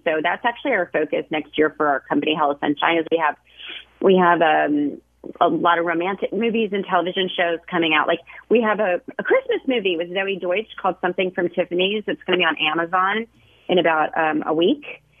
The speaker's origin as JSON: {"language": "English", "town": "Nashville", "region": "Tennessee", "country": "United States", "tie": "born or raised there", "said": "We grew up in Nashville, Tennessee. So I was just, you know, running around in creeks, catching bugs and frogs and things like that with the other boys in the neighborhood."}